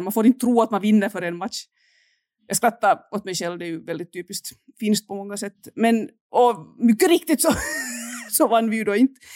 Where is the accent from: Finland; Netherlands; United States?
Finland; moved away as an adult; now in Saint Petersburg, Russia; Jag, jag är ju finländare